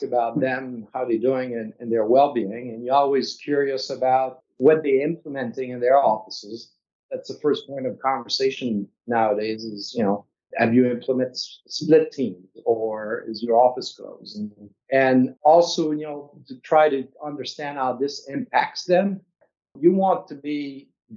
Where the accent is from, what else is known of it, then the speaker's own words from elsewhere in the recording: Quebec, Canada; moved away; I'm from Quebec, so it's quite far from here